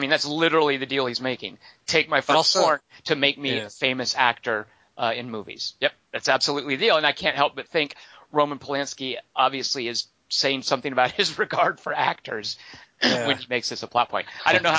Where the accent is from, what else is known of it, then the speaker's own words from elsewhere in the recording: Arkansas, United States; I once was on vacation and told someone that I was from Arkansas